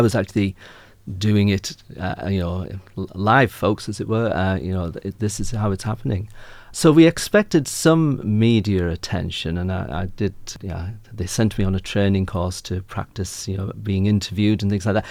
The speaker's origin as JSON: {"language": "English", "region": "Yorkshire and the Humber", "country": "United Kingdom", "also_born_or_lived": "Lancashire / Northumberland / Ireland (family background)", "moved": "as an adult", "lives_now": "Ipswich, Australia", "said": "I'm from North Yorkshire, where they all talk a bit like this"}